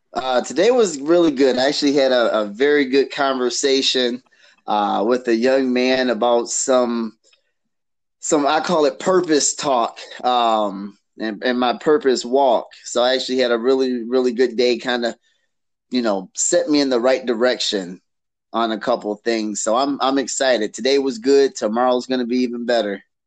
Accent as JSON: {"language": "English", "town": "Detroit", "region": "Michigan", "country": "United States", "tie": "born or raised there", "lives_now": "Canton, United States", "said": "I was born in Detroit. I was raised half of my life in Detroit"}